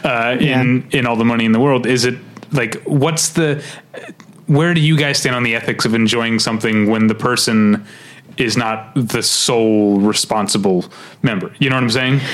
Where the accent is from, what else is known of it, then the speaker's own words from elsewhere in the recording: St. Louis, Missouri, United States; I come from St. Louis, Missouri